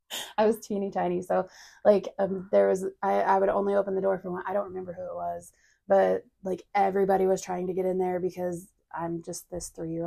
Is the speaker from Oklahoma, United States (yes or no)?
yes; Tulsa, Oklahoma, United States; now in Broken Arrow, United States; I grew up in Tulsa. I lived in Claremore for 3 years. And then after we left Claremore, we came here to Broken Arrow. So I've only lived in 3 cities.